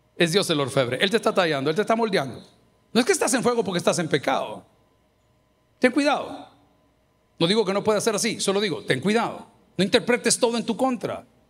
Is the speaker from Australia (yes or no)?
no; El Salvador; yo que soy salvadoreño